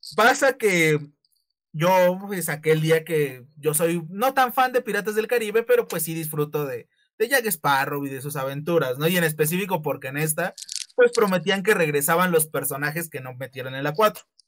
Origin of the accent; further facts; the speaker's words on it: Mexico; para nosotros como mexicanos